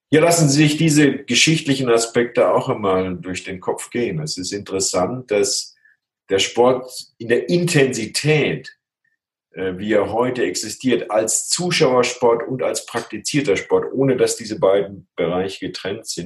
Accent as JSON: {"language": "German", "country": "Germany", "moved": "as an adult", "said": "ich bin äh, 1989 aus Deutschland ausgewandert."}